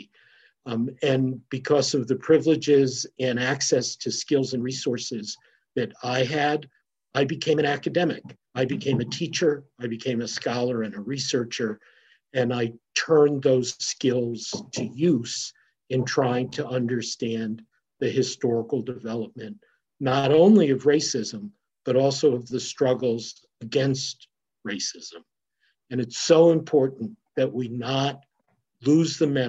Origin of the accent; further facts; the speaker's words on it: New London, Connecticut, United States; my childhood and youth growing up in New London, Connecticut